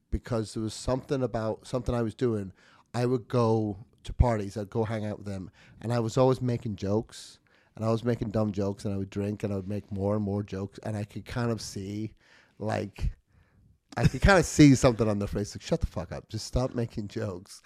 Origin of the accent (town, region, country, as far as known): United Kingdom; moved away